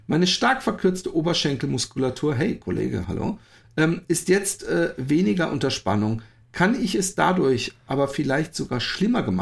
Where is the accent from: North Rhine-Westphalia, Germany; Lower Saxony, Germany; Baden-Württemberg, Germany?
North Rhine-Westphalia, Germany; Und als Sauerländer ein Unding im flachen Land laufen zu müssen.